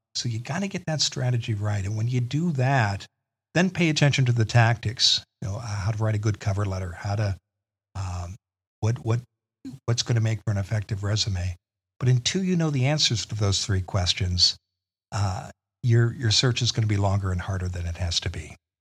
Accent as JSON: {"language": "English", "region": "Eastern Iowa", "country": "United States", "tie": "born or raised there", "also_born_or_lived": "Washington, D.C.", "moved": "as an adult", "said": "I grew up in the Midwest in Eastern Iowa"}